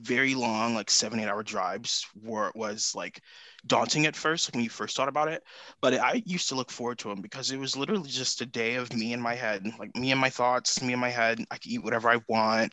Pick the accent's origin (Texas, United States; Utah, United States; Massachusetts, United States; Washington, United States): Texas, United States; I'm from Texas, so like food from Texas is its own type of thing